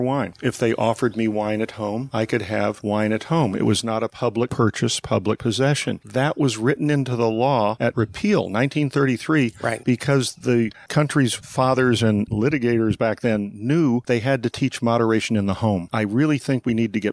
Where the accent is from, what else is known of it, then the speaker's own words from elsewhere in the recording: St. Helena, California, United States; from the time I was 6 months old, of growing up literally 100 yards from the Charles Krug Winery.